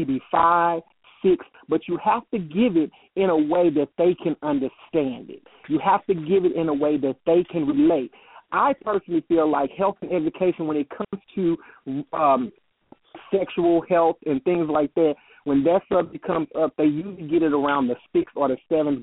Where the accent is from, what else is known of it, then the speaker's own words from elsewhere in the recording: St. Louis, Missouri, United States; now in Atlanta, United States; I'm from St. Louis, and now mm-hmm. reside in Atlanta, Georgia.